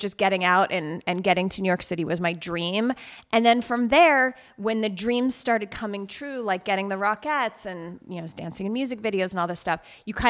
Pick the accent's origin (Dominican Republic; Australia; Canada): Canada; Alberta; where I grew up in Alberta in Canada, you really had like two options.